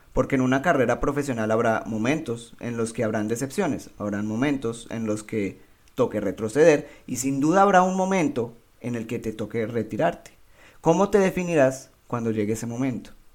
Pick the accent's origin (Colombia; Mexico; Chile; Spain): Colombia; Soy un buen colombiano